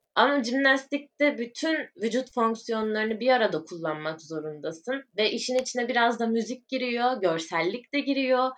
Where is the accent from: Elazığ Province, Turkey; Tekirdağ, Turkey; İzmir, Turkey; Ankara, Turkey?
İzmir, Turkey; also born or lived in Urla; İzmirliyim. Ee, aslen baba tarafı Bulgaristan göçmeni. Bu şekilde şu anda Urla'da yaşıyorum